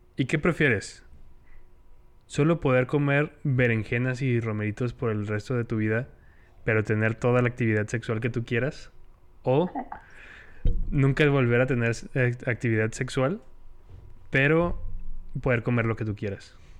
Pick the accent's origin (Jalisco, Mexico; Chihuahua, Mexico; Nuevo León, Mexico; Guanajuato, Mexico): Chihuahua, Mexico; soy el peor chihuahuense del mundo